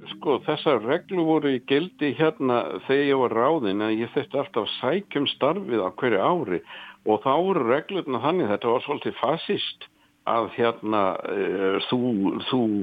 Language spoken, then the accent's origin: Icelandic; Nottingham, East Midlands, United Kingdom; Icelandic is a second language; now in Iceland; ég er frá Nottingham